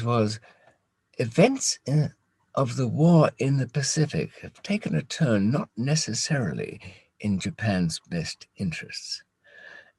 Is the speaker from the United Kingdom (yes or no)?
yes; United Kingdom; we as British